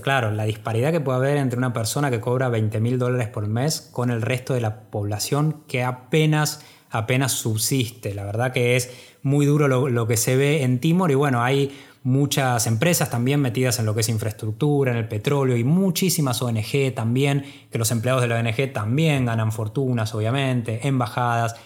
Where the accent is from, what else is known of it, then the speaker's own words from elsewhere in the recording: Argentina; nosotros como argentinos